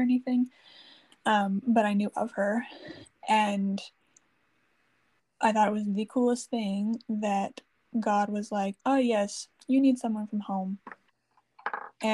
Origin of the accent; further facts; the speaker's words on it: near Chicago, Illinois, United States; moved away; I was from near Chicago